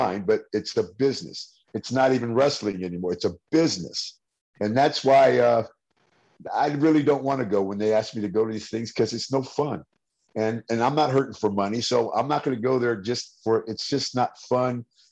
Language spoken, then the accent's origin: English; San Francisco, California, United States; I'm from the Bay Area of California, San Francisco.